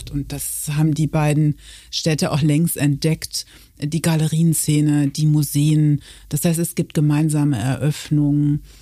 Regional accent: Münster, North Rhine-Westphalia, Germany; now in Köln, Germany; ich bekomme aus Westfalen. Ich komme aus Münster und ähm, fühle mich äh

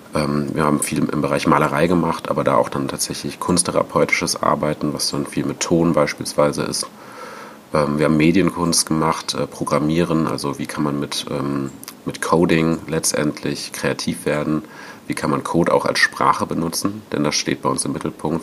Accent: Cologne area, North Rhine-Westphalia, Germany; also born or lived in France; als ich nach Köln zurückgekommen bin, ich komme ursprünglich aus der Gegend

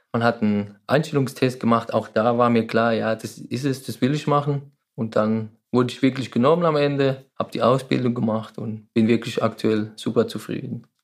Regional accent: Walldorf, Baden-Württemberg, Germany; Ich komme aus Waldorf und arbeite eben beim Unternehmen Heidelberger Druckmaschinen AG

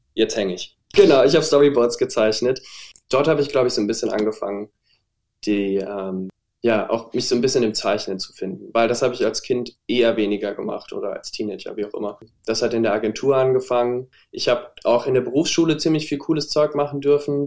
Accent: Saarbrücken, Saarland, Germany; habe mich dann in Saarbrücken, wo ich herkomme übrigens, an der Kunsthochschule beworben

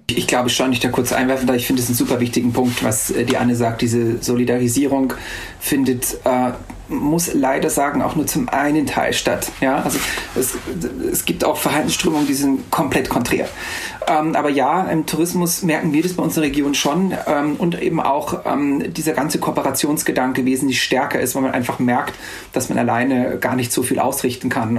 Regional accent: Austria; also born or lived in Salzburg; bei uns in Österreich

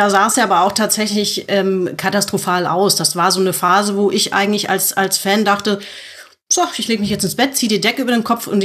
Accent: Frankfurt, Hesse, Germany; Und ich bin als Frankfurter irgendwie auch leidgeprüft

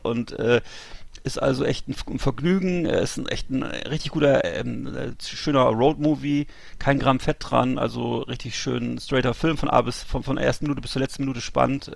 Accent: Bremerhaven, Bremen, Germany; aus meiner Heimatstadt Bremerhaven

